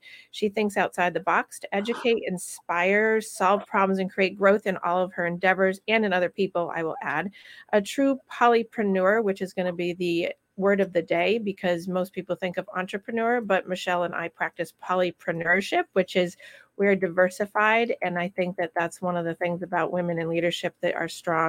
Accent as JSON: {"language": "English", "town": "Rutland", "region": "Vermont", "country": "United States", "tie": "born or raised there", "said": "my hometown and her hometown together in Rutland, Vermont. That's where we grew up together."}